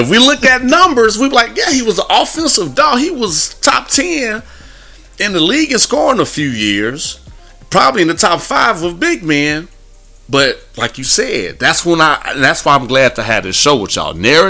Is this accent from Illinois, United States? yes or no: yes; Chicago, Illinois, United States; I grew up in Chicago like, area, like, so